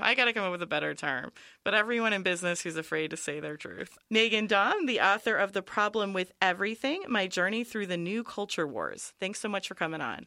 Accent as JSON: {"language": "English", "area": "near San Francisco", "region": "California", "country": "United States", "tie": "born or raised there", "said": "I grew up in near San Francisco"}